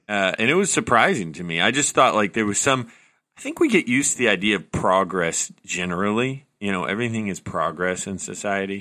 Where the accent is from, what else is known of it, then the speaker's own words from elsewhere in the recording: the South, United States; accent: mild Southern; I grew up in the South, and I have a mild Southern accent sometimes.